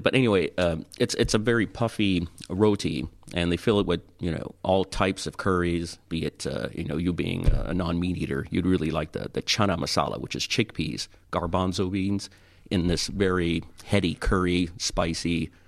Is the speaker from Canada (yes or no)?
yes; Toronto, Ontario, Canada; moved away as an adult; now in Tampa, United States; I grew up in Toronto